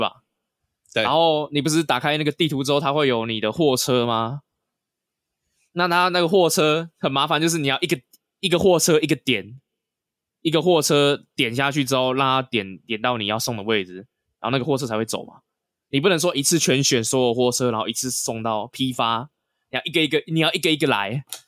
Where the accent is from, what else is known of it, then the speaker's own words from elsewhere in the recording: Taiwan; 我们是台湾人嘛